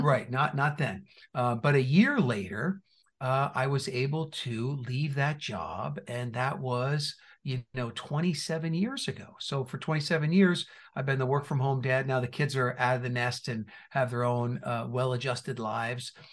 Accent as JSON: {"language": "English", "region": "New Jersey", "country": "United States", "tie": "born or raised there", "also_born_or_lived": "Indiana", "moved": "yes", "said": "I was born and raised in New Jersey"}